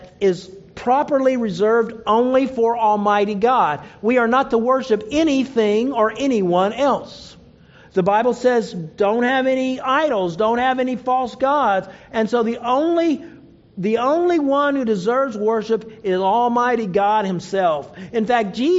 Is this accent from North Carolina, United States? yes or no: no; Oklahoma, United States; I grew up in Oklahoma